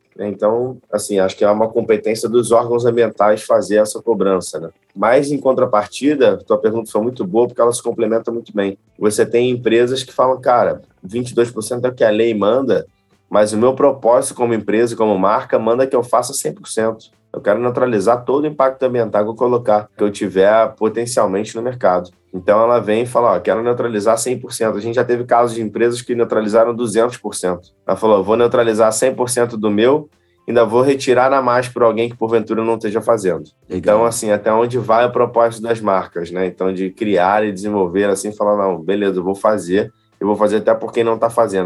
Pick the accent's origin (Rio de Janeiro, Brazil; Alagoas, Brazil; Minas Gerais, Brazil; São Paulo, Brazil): Rio de Janeiro, Brazil; Nova Friburgo; no macaé de Cima, terra onde eu nasci e cresci